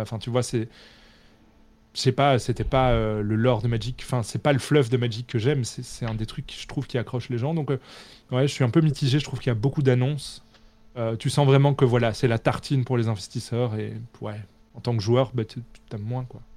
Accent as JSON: {"language": "French", "country": "Belgium", "said": "comme je suis belge"}